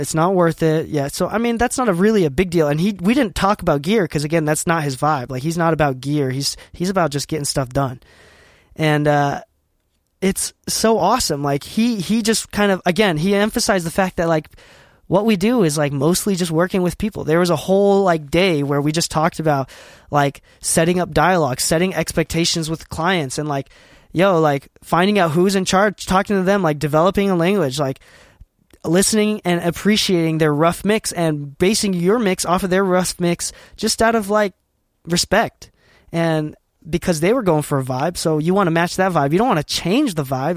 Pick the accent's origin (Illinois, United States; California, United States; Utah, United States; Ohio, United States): Utah, United States; I'm from Utah, currently based in Utah.